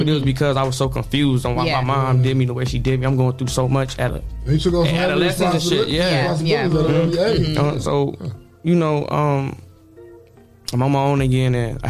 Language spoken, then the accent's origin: English; Toledo, Ohio, United States; also born or lived in Lima, Ohio / Detroit / Finley; So I was born in Lima, Ohio. Okay. But I grew up in Detroit probably until okay. I was like five. Then I came to Finley for a little bit. Then when I want to say I was like 8, 9, that's when I got introduced to Toledo.